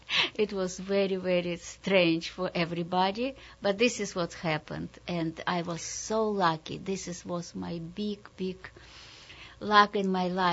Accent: Sharhorod, Vinnytsia Oblast, Ukraine; English is a second language; also born or lived in Kazakhstan; Yes, I grew up when I was born in Kazakhstan. And then my mother brought me to Ukraine, where in the little shtetl, Jewish shtetl, my grandmother was.

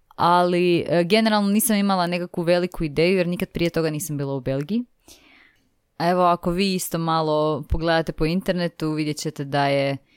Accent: Zagreb, City of Zagreb, Croatia; ja sam iz Zagreba, tako da sam živjela u biti tu sa svojima

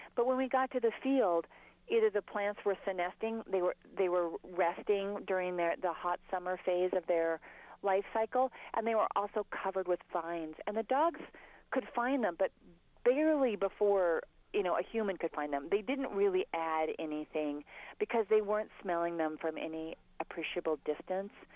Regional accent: Montana, United States; I grew up in Montana

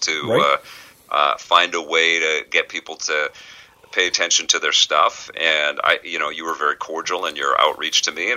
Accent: Vancouver, British Columbia, Canada; There was a pool hall where I grew up in Vancouver in an area called Kitsilano

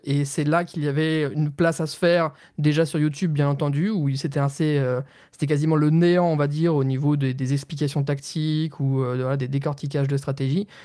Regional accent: Nancy, Grand Est, France; je viens de Nancy

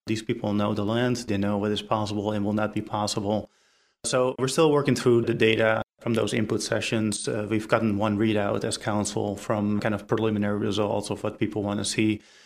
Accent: Netherlands; now in Apex, United States; my home country, the Netherlands

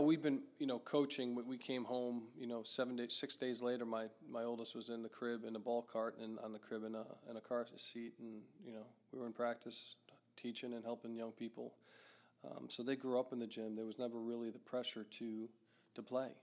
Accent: Melville, New York, United States; also born or lived in Deer Park, New York; I grew up in Melville and Deer Park

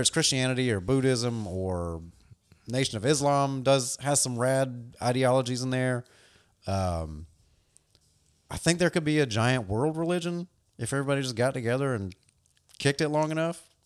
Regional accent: the South, United States; growing up in the South as a skateboarder

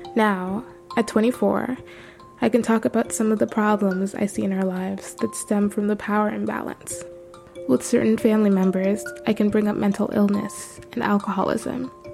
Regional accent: Toronto, Ontario, Canada; my family lived in Toronto for two decades

